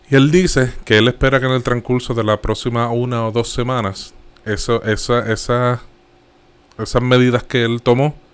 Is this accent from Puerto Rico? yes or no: yes; Puerto Rico; Como buen boricua.